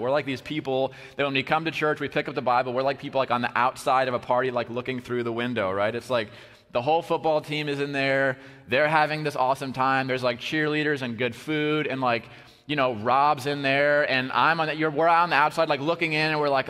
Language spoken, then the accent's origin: English; Iowa, United States; also born or lived in Wisconsin; I'm from Iowa